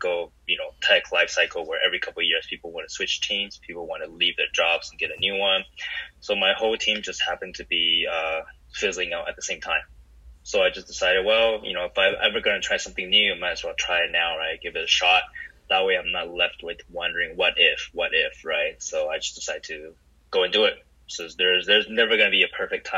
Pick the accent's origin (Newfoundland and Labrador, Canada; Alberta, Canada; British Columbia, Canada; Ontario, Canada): British Columbia, Canada; Vancouver; moved away as an adult; also born or lived in Taiwan; I grew up in Vancouver, Canada, which is great